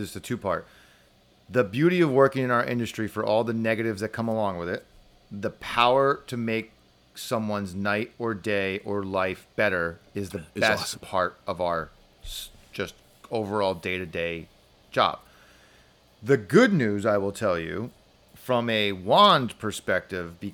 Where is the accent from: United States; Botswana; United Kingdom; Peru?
United States; New Jersey; I'm from New Jersey